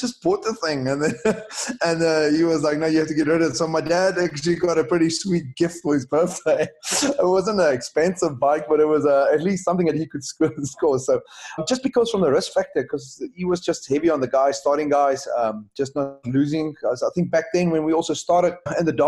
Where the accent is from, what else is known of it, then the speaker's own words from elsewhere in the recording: Wellington, Western Cape, South Africa; So Wellington Rugby Club, my hometown